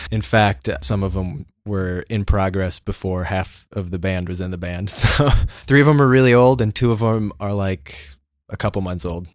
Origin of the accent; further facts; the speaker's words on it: Indiana, United States; we're from Indiana.